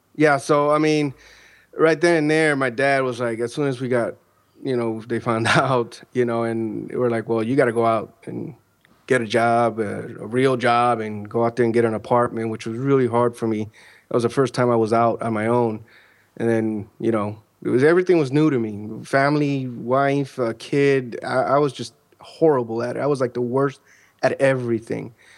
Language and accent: English; Chicago, Illinois, United States; now in Central Florida, United States; I'm originally from Chicago, Illinois, where I was born and raised